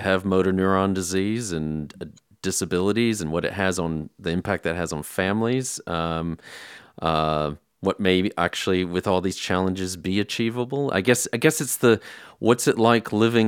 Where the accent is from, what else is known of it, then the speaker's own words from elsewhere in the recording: United States; now in England; as an American expat who's been living here for a while